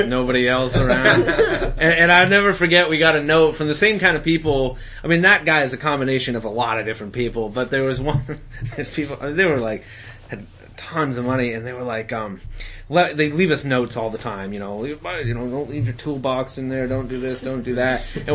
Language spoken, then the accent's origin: English; Lincolnville, Maine, United States; where I grew up in Lincolnville. Lincolnville's right across from Islesboro